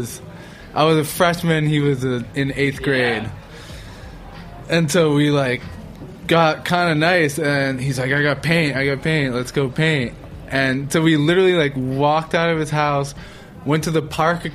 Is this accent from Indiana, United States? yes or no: no; Boston, Massachusetts, United States; I grew up in Boston.